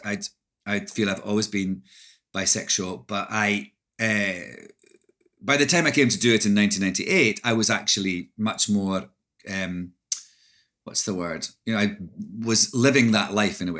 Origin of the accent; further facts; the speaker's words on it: Scotland, United Kingdom; moved away as an adult; also born or lived in London; now in United States; I'm Scottish